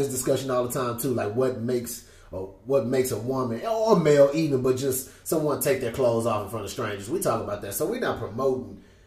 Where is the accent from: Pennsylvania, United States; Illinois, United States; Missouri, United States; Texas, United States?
Texas, United States; Houston; I'm from Houston